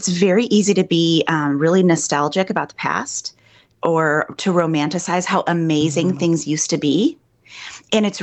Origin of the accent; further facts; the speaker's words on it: Midwest, United States; moved away as an adult; now in New York, United States; I'm a Midwesterner